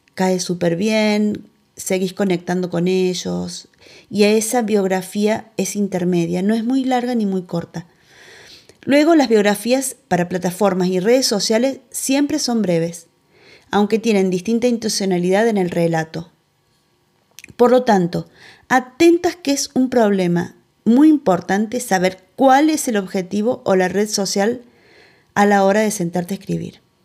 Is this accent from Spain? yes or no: no; Argentina; de Argentina